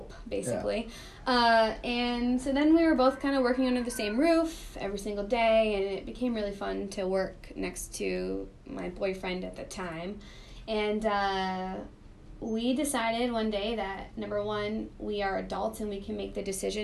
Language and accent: English; Northern Maine, United States; moved away as an adult; also born or lived in St. Louis / Chicago; I'm from Northern Maine